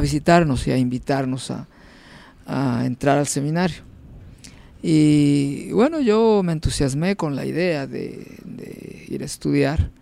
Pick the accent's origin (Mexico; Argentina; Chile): Mexico; Unión de Tula, Jalisco; moved away as an adult; also born or lived in El Grullo, Jalisco / Autlán, Jalisco / Zamora, Michoacán / Guadalajara; now in New York, United States; Yo nací en un pueblito de Jalisco que se llama Unión de Tula.